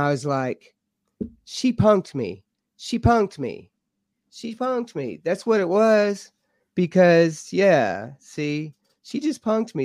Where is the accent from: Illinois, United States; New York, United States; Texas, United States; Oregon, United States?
Texas, United States; Lubbock; now in Mineral Bluff, United States; I'm from Texas, so we don't get a whole lot of rain in Lubbock